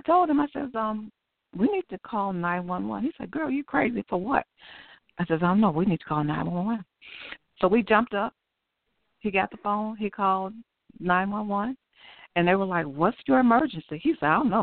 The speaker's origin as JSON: {"language": "English", "town": "Chicago", "region": "Illinois", "country": "United States", "tie": "born or raised there", "said": "grew up in Chicago, Chicago, Illinois. I grew up on the west side."}